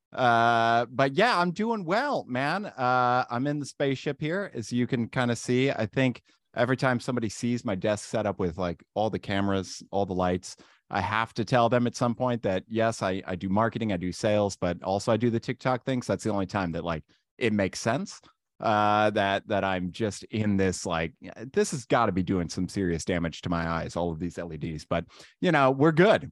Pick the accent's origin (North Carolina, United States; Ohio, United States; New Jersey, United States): Ohio, United States; Randolph; I was born and raised in Randolph, Ohio